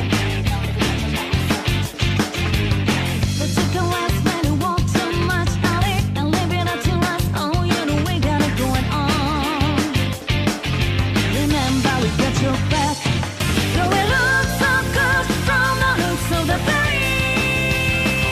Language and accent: English; Kansas, United States; I'm from Kansas, where, you know, Wizard of Oz is like our state mascot somehow.